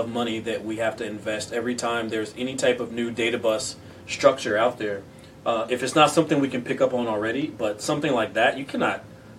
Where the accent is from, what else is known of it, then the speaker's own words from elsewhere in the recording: California, United States; I mean, I'm one of the weirdos because I come from the Bay. I come from what, you know, what